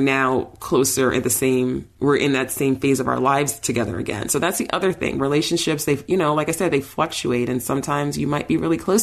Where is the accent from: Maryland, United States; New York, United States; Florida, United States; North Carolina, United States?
New York, United States; moved away; I'm from New York, all my oldest friends are in New York, my family's there